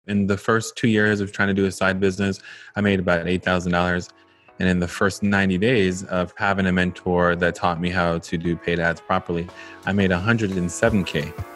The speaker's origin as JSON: {"language": "English", "country": "Jamaica", "tie": "born or raised there", "moved": "yes", "said": "I am a Jamaican-born, now entrepreneur"}